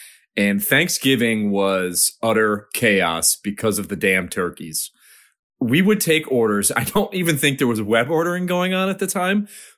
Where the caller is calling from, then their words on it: Charlotte, North Carolina, United States; I'm calling from Charlotte, North Carolina.